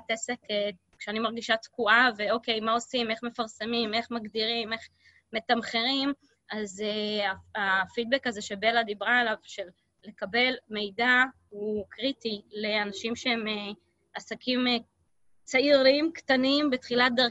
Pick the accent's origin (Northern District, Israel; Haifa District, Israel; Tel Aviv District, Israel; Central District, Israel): Haifa District, Israel; Haifa; אנחנו שנינו חיפאים פטריוטים.